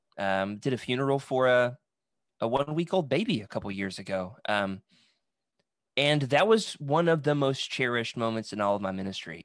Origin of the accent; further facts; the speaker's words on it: Russellville, Arkansas, United States; I'm originally from Russellville, Arkansas